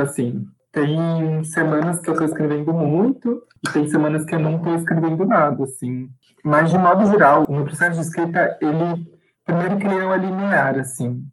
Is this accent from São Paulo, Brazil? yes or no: yes; Guarulhos, São Paulo, Brazil; sou de Guarulhos, São Paulo